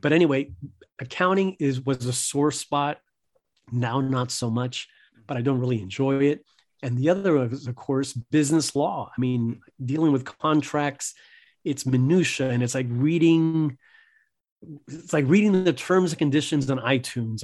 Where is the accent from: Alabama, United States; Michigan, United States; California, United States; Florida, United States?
Florida, United States; Miami; I was born in Miami. my parents were Cuban immigrants